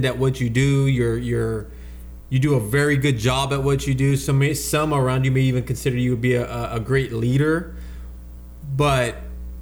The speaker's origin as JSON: {"language": "English", "town": "Arvin", "region": "California", "country": "United States", "tie": "born or raised there", "said": "Growing up in Arvin"}